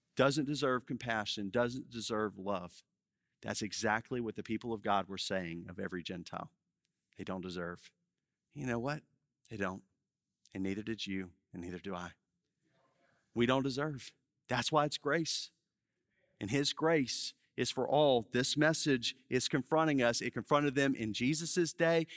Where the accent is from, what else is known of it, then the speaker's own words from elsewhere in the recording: Baton Rouge, Louisiana, United States; moved away as an adult; now in New Orleans, United States; I grew up in Baton Rouge